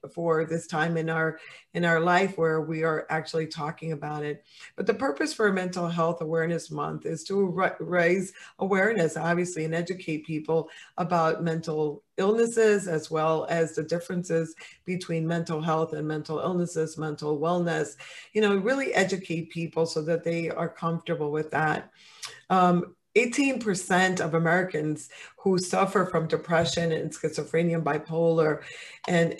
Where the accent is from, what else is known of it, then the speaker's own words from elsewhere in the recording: Dominican Republic; now in United States; I'm Latin, and in my country, and I'm from the Dominican Republic